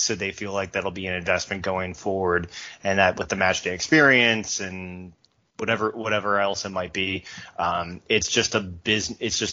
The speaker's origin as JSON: {"language": "English", "country": "United States", "said": "As an American"}